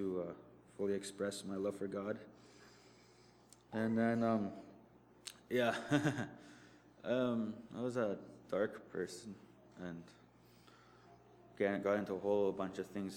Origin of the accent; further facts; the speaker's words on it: Norway House, Manitoba, Canada; I'm from Narre House, Manitoba